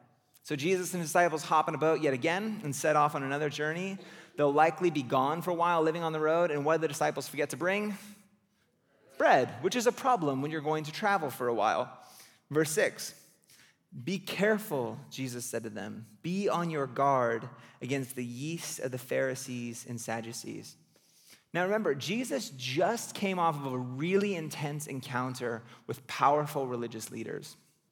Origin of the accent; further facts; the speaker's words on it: California, United States; Which for me as a Californian just like feels like a personal attack.